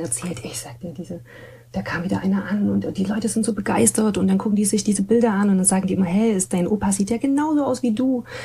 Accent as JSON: {"language": "German", "town": "Leipzig", "region": "Saxony", "country": "Germany", "tie": "born or raised there", "said": "ich bin ja so an der Ecke Musikerviertel ähm, groß geworden"}